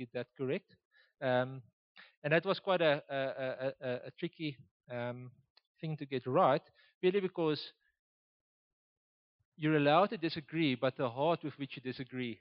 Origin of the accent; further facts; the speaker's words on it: Oudtshoorn, Western Cape, South Africa; now in Gauteng, South Africa; I was born and raised in Oudtshoorn